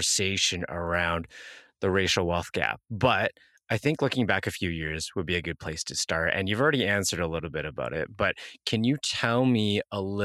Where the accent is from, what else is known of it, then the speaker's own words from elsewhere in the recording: Canada; as a Canadian